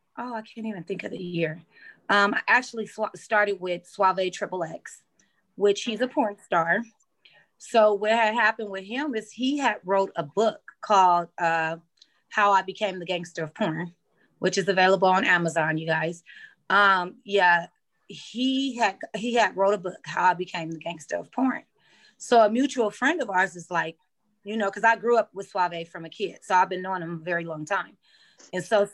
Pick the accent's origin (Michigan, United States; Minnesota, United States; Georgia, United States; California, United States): California, United States; Los Angeles; I'm from the San Fernando Valley, which is like LA County, Los Angeles, California